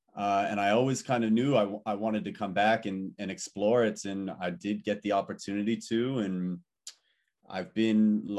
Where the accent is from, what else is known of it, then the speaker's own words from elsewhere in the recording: Malibu, California, United States; I was born and raised actually in Malibu, California, to just, you know, some amazing, lovely, working class parents.